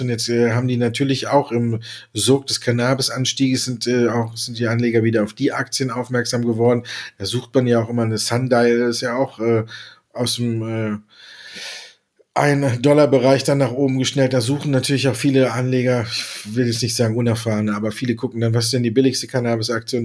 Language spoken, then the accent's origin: German; Düsseldorf, North Rhine-Westphalia, Germany; ich als geborener Düsseldorfer